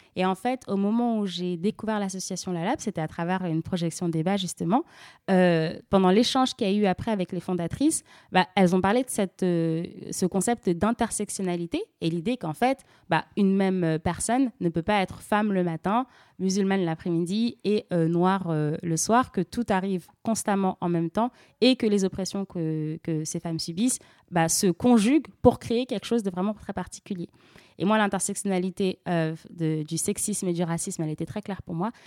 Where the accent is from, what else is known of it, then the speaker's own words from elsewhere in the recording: France; also born or lived in Senegal; je suis française et sénégalaise euh, et j'ai grandi dans une famille vraiment à la croisée de plusieurs cultures.